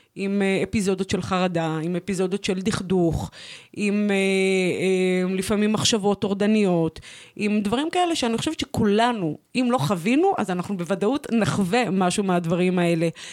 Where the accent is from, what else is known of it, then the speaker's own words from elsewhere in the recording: Kiryat Shmona, Northern District, Israel; גדלתי אה, בצל קטיושות, התבגרתי וצמחתי אה, בתוך אה, אה, עיירת... אה, אה, עיירת גבול אה, נפלאה, קריית שמונה